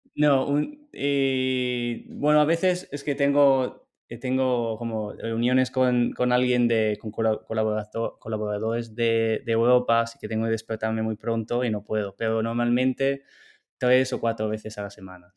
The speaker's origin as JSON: {"language": "Spanish", "country": "Italy", "also_born_or_lived": "Barcelona, Spain", "second_language": "Spanish", "moved": "as an adult", "lives_now": "United States", "said": "yo soy de Italia."}